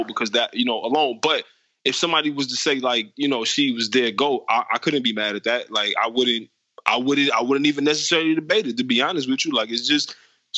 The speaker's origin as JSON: {"language": "English", "town": "Detroit", "region": "Michigan", "country": "United States", "tie": "born or raised there", "said": "growing up in Detroit"}